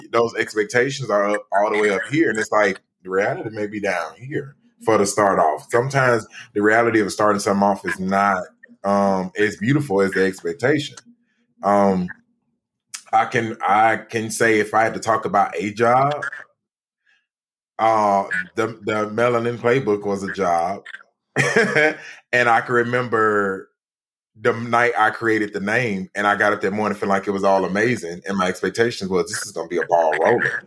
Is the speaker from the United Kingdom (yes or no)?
yes; Pimlico, London, United Kingdom; I'm from Pimlico.